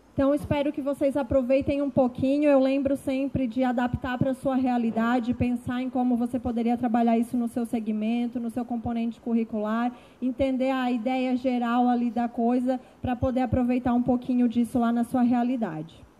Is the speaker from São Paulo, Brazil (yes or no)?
no; Capivari de Baixo, Santa Catarina, Brazil; moved away as an adult; now in Florianópolis, Brazil; sou do sul de Santa Catarina, de uma cidade chamada Capivari de Baixo, que tem 22 mil habitantes. Deve ter 21.999, porque eu saí de lá e fui para Florianópolis.